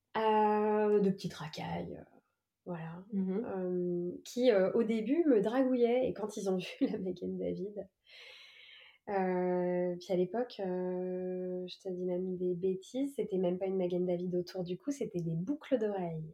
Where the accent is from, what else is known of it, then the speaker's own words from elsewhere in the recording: Évry, Île-de-France, France; j'ai passé euh, de 9 à 18 ans dans la ville d'Evry en Essonne